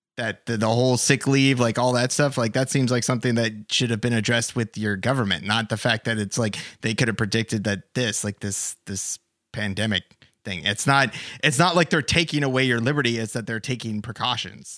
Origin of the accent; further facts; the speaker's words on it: United States; as an American